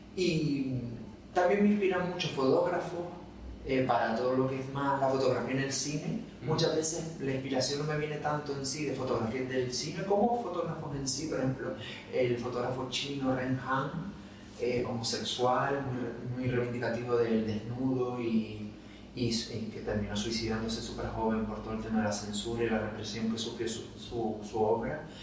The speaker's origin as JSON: {"language": "Spanish", "town": "Las Palmas de Gran Canaria", "region": "Canary Islands", "country": "Spain", "tie": "born or raised there", "also_born_or_lived": "Madrid", "said": "Yo, por ejemplo, nací y criado en Isleta, toda mi familia por parte de madre de allá."}